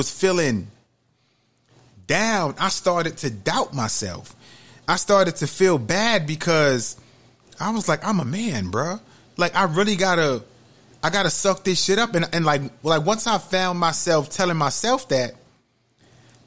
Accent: New York City, New York, United States; now in Georgia, United States; I'm from New York City

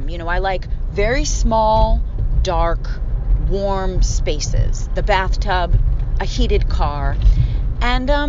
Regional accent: Philadelphia, Pennsylvania, United States; accent: Philly; Um, I don't really think I have much of my Philly accent. Sometimes it comes out.

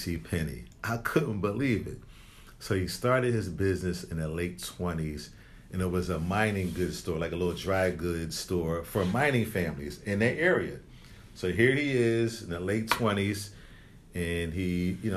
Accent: Philadelphia, Pennsylvania, United States; growing up in Philly, there was this certain mall that was like the Gallery Mall

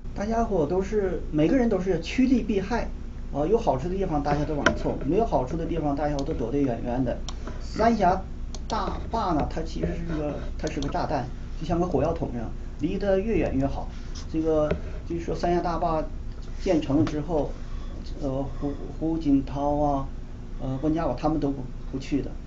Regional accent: China; 我们中国人

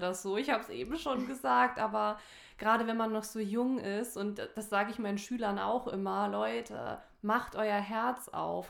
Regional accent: Saarland, Germany; ich komme ja aus dem Saarland

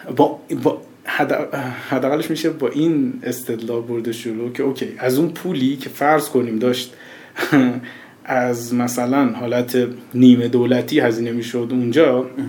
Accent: Bushehr, Bushehr Province, Iran; moved away as an adult; also born or lived in Shiraz, Iran; now in Tehran, Iran; من که از بوشهر اومدم شیراز از شیراز اومدم تهران

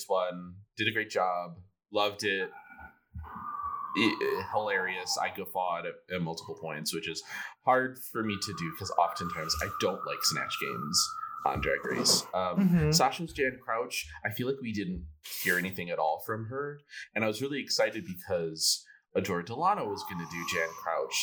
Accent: Philippines; as a Filipina

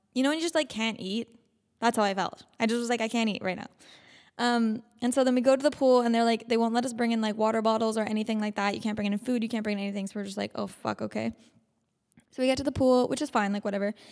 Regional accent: Canada; We're from Canada

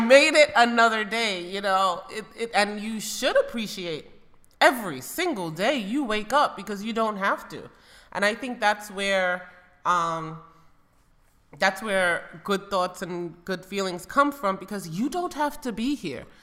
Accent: United States; moved away as an adult; now in Spain; I grew up in America.

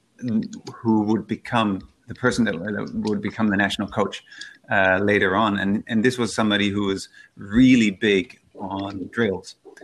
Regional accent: Netherlands; I grew up in the Netherlands, where it was quite a rural part of the Netherlands

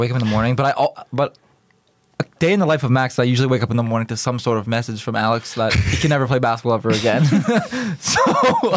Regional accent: Canada; We're all from Canada.

